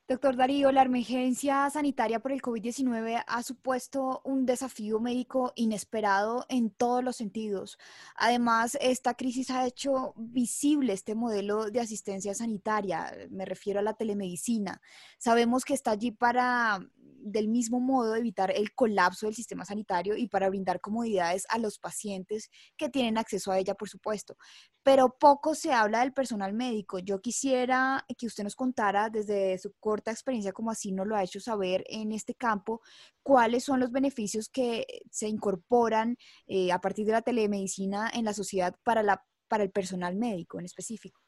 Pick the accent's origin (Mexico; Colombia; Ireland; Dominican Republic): Colombia; nuestro país.